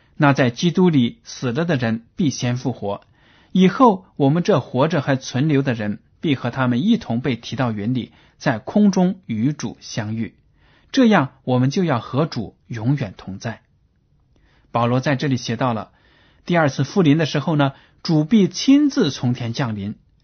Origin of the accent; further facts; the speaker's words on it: China; 我们中国人